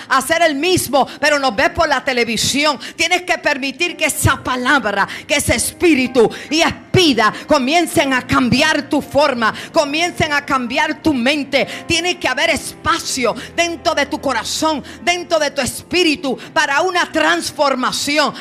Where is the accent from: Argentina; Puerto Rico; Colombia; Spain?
Puerto Rico; como decimos en Puerto Rico